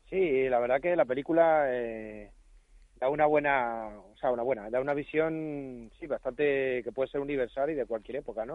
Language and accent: Spanish; Madrid, Community of Madrid, Spain; es en Madrid de mi, de mi niñez.